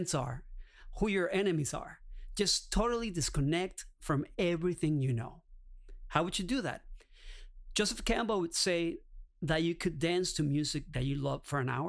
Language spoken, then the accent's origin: English; Caracas, Capital District, Venezuela; moved away; I'm originally from Caracas, Venezuela